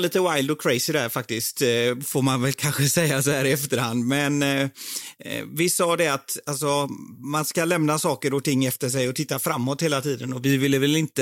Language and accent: Swedish; Partille, Västra Götaland, Sweden; moved away as an adult; also born or lived in India; now in London, United Kingdom; jag är uppvuxen i, i Sävedalen, i Partille utanför